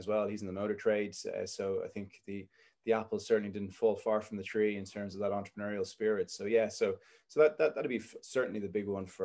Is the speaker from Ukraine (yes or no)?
no; Dublin, Leinster, Ireland; grew up in Dublin, look south Dublin. I grew up in Rathfarnham